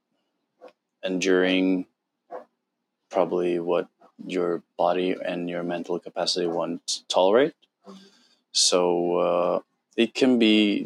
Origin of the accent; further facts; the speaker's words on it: Norway; English is a second language; moved away as an adult; now in Bali, Indonesia; I'm from Norway, 32 years old